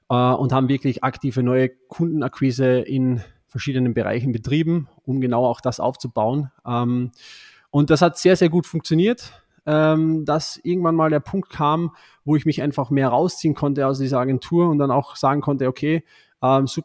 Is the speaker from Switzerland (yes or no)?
no; Austria; Ich bin ein Österreicher, hört man vielleicht nicht so, aber ich bin ein Österreicher und habe hier in Österreich auch hier im Nationalteam gespielt